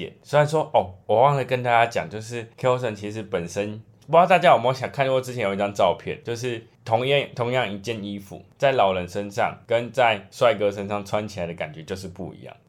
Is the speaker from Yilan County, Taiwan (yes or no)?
no; Pingtung County, Taiwan; 那其实就跟我们屏东一样，屏东市区虽然算是不小